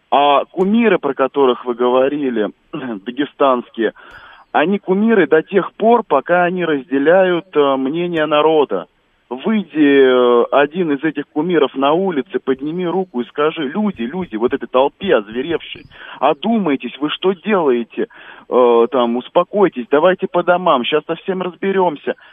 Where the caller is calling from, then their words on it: Moscow, Russia; я из Москвы.